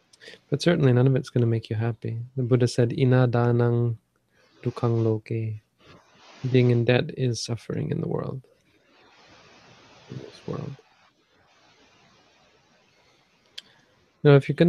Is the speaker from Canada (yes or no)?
yes; Canada; now in Thailand